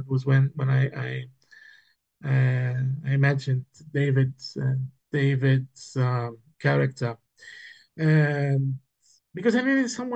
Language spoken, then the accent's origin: English; Niort, Nouvelle-Aquitaine, France; born or raised there; English is a second language; moved away as an adult; also born or lived in Berlin; now in Barcelona, Spain